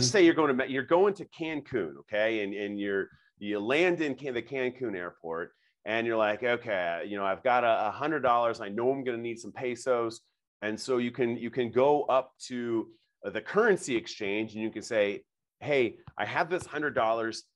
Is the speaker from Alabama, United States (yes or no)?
no; Nebraska, United States; I'm born and raised in Nebraska